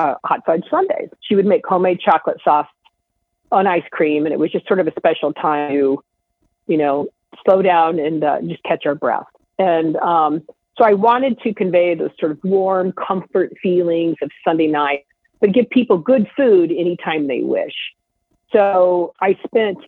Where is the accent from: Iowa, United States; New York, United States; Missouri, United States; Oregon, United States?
Iowa, United States; I'm from Iowa